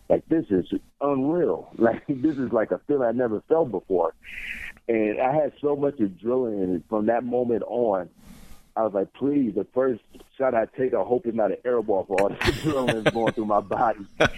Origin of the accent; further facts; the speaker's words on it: Michigan, United States; moved away; I'm back home in Michigan in front of my hometown fans